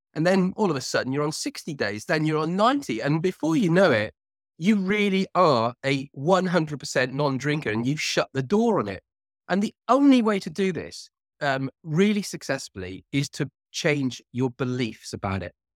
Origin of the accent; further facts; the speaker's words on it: Cardiff, Wales, United Kingdom; now in near London, United Kingdom; I'm originally from Cardiff, which is the capital of Wales